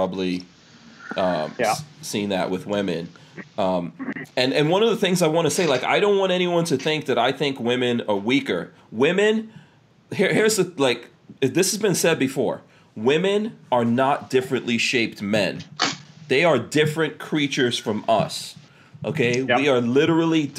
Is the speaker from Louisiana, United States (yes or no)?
no; New York, United States; growing up in New York